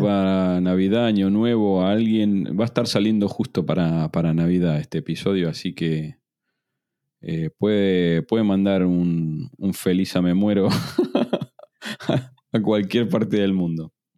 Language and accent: Spanish; Argentina; now in Spain; yo estoy en un grupo de argentinos tech en el exterior